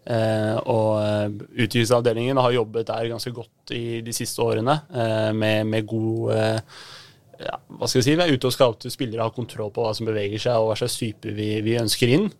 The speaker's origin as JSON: {"language": "Norwegian", "region": "Oslo", "country": "Norway", "tie": "born or raised there", "also_born_or_lived": "Veitvet", "said": "Høybråten-gutt. Ja. Så flytta far til Veitvet, så ja rundt omkring i Grudalen"}